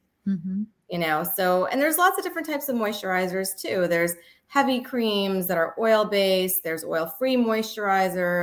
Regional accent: Canada; also born or lived in Texas; now in New York, United States; I actually grew up in Canada.

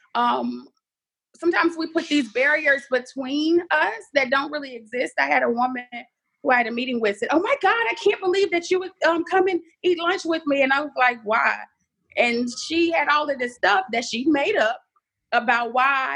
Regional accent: Dallas, Texas, United States; now in Houston, United States; Dallas born, Houston raised

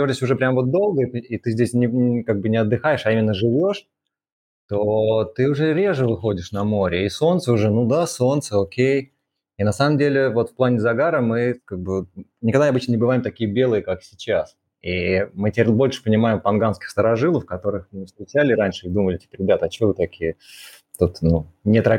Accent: Moscow, Russia; а, да, мы оба из Москвы изначально, э, закончили университет э, МГУ Ломоносова

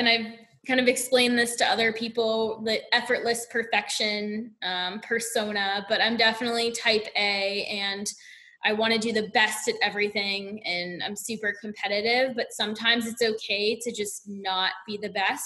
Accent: Southeast, United States; And I'm from the Southeast.

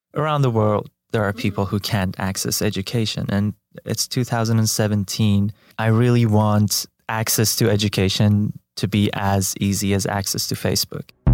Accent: Iran; moved away as an adult; also born or lived in Tehran; I was born and raised in Iran, in a Baha'i family

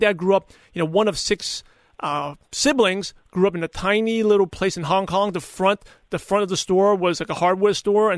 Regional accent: New York, United States; growing up in New York, I'm very no BS, no hype, very, you know, skeptical

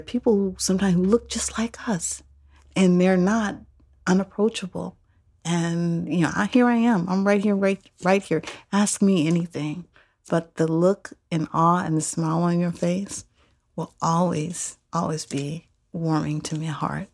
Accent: Oakland, California, United States; I grew up here in Oakland. East Oakland

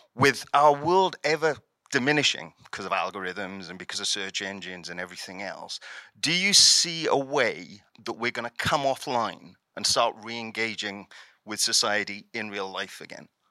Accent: South Wales Valleys, United Kingdom; I grew up in the South Wales Valleys

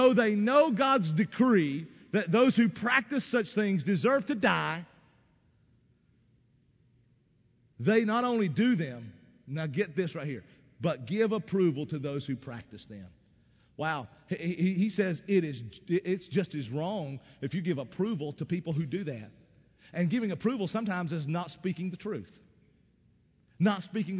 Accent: East Tennessee, United States; I grew up in East Tennessee in the Appalachian Mountains

